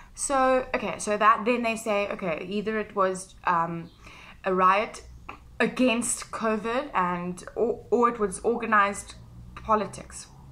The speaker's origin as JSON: {"language": "English", "country": "South Africa", "said": "I'm South African"}